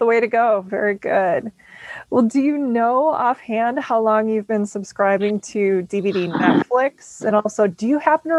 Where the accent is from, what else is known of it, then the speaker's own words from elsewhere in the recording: Champlin, Minnesota, United States; now in Arizona, United States; The Anoka-Champlin area.